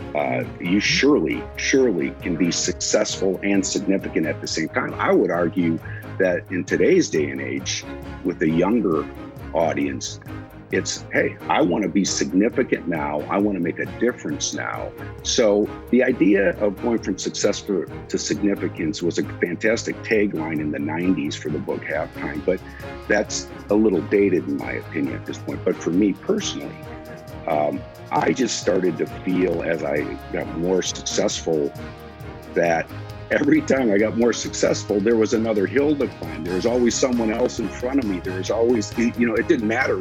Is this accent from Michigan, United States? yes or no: no; Wausau, Wisconsin, United States; moved away as an adult; also born or lived in Chicago; now in Dallas, United States; I'm a Wisconsinite and grew up in a little town called Wausau, Wisconsin in north central Wisconsin